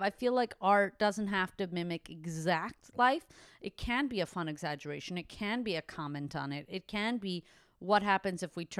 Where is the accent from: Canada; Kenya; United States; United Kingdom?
Canada; So it's that, but I am Canadian. I mostly grew up in Canada of my whole life.